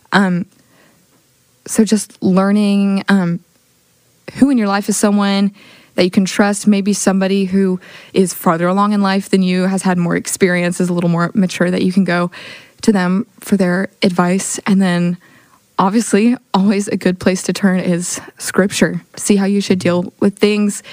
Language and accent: English; Oklahoma City, Oklahoma, United States; I'm from Oklahoma City, Oklahoma.